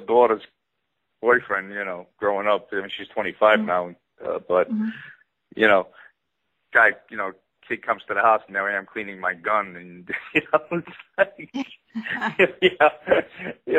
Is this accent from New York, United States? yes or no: yes; New York City, New York, United States; accent: Brooklyn; my Brooklyn accent